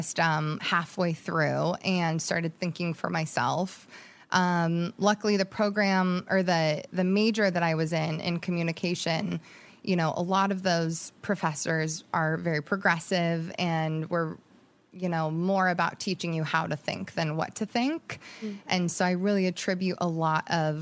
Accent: Jacksonville, Oregon, United States; moved away; also born or lived in Monterey Bay, California; spent from ages 6 to 18 in Southern Oregon in a little town called Jacksonville

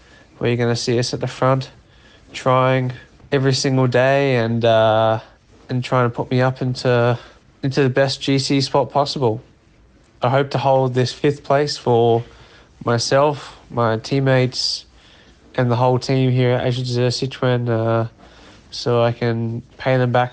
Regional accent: Australia; I'm Australian, not French

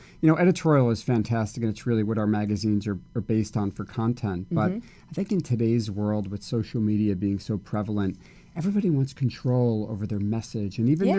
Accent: Livingston, New Jersey, United States; now in Los Angeles, United States; So I grew up in Livingston, New Jersey. It's about 40 minutes west of New York City in a town called Livingston.

